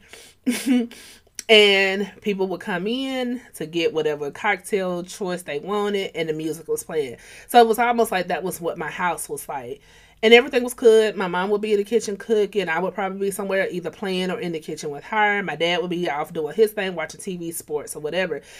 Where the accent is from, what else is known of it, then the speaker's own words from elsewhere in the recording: Atlanta, Georgia, United States; I'm from Atlanta.